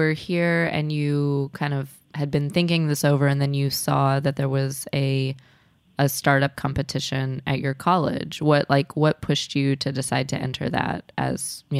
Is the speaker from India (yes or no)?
no; Midwest, United States; moved away; I guess I actually grew up drinking really sweet tea. I'm from the Midwest